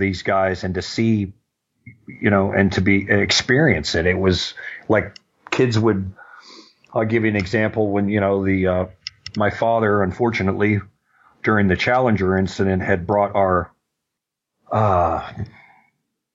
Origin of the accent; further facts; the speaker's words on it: Orlando, Florida, United States; when I grew up in Orlando, I grew up in a downtown area